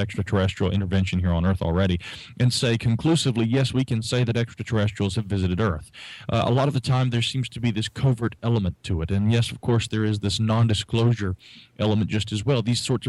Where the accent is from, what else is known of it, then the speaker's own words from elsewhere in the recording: Asheville, North Carolina, United States; That is correct. Yeah, I am from Asheville, the sweet sunny south down here.